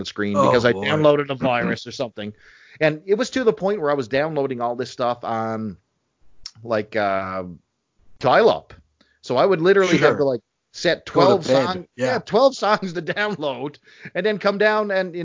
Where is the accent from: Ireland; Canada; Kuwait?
Canada; Your Canadian brothers, my home country